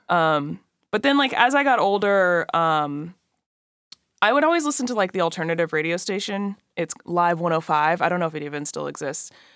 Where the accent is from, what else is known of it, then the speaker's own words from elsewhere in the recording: California, United States; also born or lived in Atlanta, Georgia; my mom took me and my brother out to California